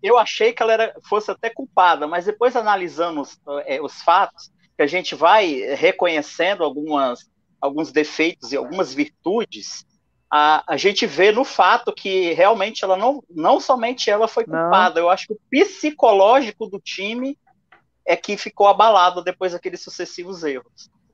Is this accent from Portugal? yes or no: no; interior of Espírito Santo, Brazil; now in Vila Velha, Brazil; eu não nasci em Vila Velha, eu moro em Vila Velha tem 10 anos. Eu sou do interior do Espírito Santo